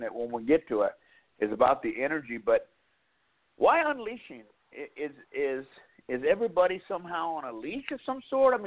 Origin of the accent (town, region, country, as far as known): Dallas, Texas, United States; born or raised there; moved away as an adult; also born or lived in West Coast